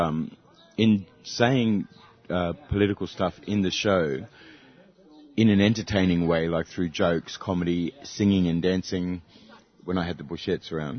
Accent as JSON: {"language": "English", "town": "Katherine", "region": "Northern Territory", "country": "Australia", "tie": "born or raised there", "said": "I come from Catherine"}